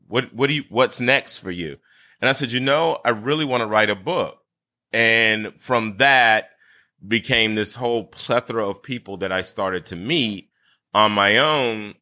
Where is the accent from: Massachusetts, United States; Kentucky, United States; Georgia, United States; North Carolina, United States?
Georgia, United States; Brunswick; also born or lived in Bridgeport, Connecticut; I was born in Bridgeport, Connecticut, however, and moved to my family's land on my mother's side of the family in Brunswick, Georgia